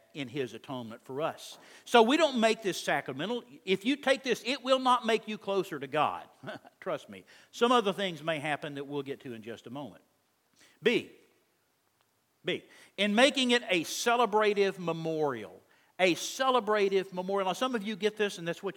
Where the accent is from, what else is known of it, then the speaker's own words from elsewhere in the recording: Texas, United States; I'm from Texas